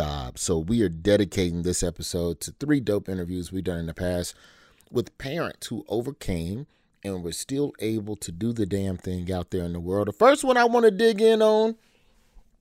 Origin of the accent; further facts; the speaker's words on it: Alabama, United States; my home state of Alabama